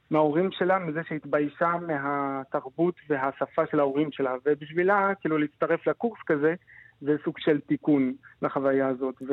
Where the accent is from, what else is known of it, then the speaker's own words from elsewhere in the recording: Fez, Fès-Meknès, Morocco; Hebrew is a second language; moved away as an adult; also born or lived in Casablanca, Morocco; now in Israel; האמת שנולדתי בפז